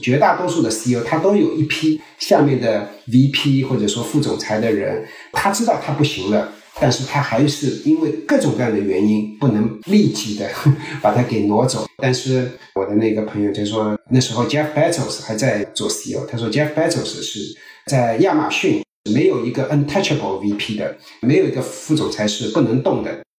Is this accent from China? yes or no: yes; China; also born or lived in Silicon Valley, United States; now in United States; 我们中国人